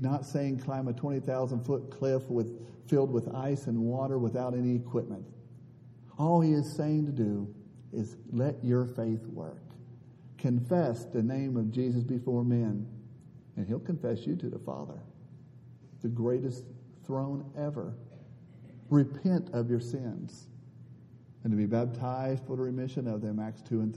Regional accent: Northeast Ohio, United States; also born or lived in Africa; I'm from Northeast Ohio

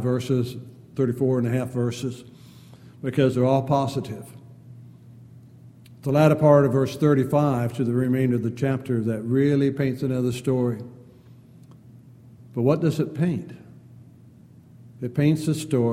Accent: San Diego, California, United States; growing up in San Diego, four of my brother-in-laws were all Navy men.

